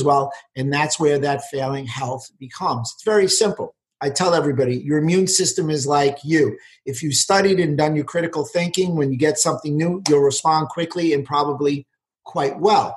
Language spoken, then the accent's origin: English; New York City, New York, United States; also born or lived in Westchester County; I grew up in New York City.